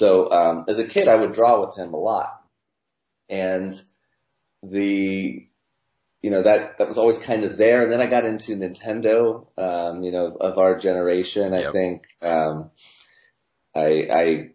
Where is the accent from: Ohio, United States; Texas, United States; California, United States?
Ohio, United States; Cincinnati; I'm from Cincinnati, Ohio